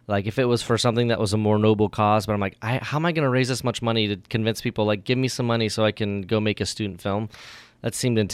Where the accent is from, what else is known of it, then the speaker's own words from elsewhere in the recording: Vacaville, California, United States; moved away as an adult; also born or lived in Oregon / Sacramento area / Sonoma; now in Napa, United States; You know, I grew up in Vacaville.